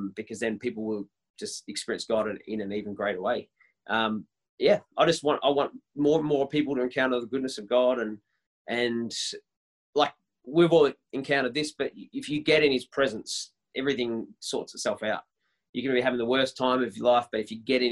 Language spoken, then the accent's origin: English; Melbourne, Victoria, Australia; I'm born and raised in Melbourne